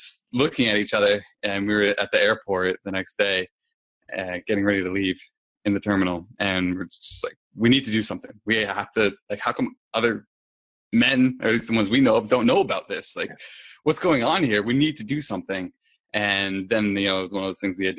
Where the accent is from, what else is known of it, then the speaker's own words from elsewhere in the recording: New Hampshire, United States; I am originally from there.